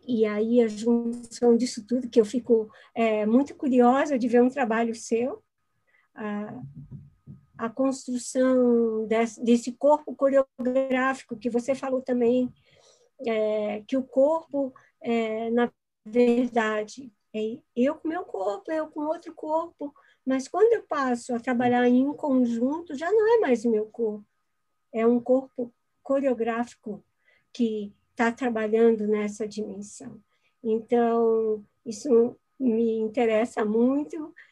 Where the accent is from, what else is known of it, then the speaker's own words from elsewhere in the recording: Florianópolis, Santa Catarina, Brazil; eu sou aqui de Florianópolis